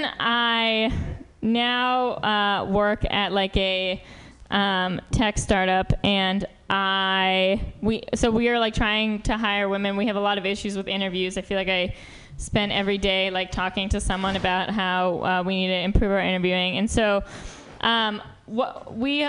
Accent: New York, United States; moved away as an adult; now in San Francisco, United States; I'm from New York

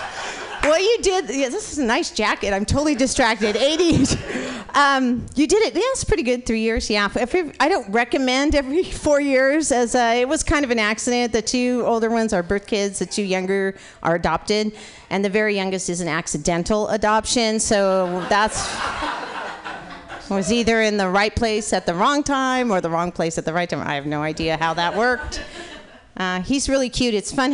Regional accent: Portland, United States; I have to tell you, I'm from Portland. I'm used to rain, okay? But this rain, I'm wet. I mean, Portland is a different kind of rain.

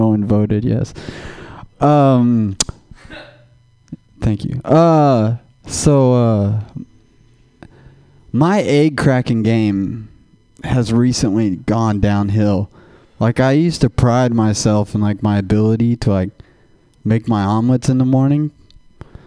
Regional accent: Texas, United States; moved away as an adult; now in California, United States; I'm from Texas

